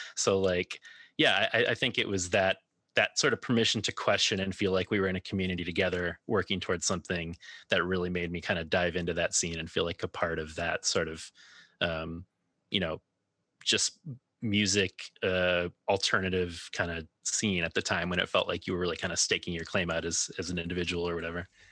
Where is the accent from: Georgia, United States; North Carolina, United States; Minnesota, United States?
Minnesota, United States; Minneapolis; now in Chicago, United States; I grew up in the Twin Cities and now live in Chicago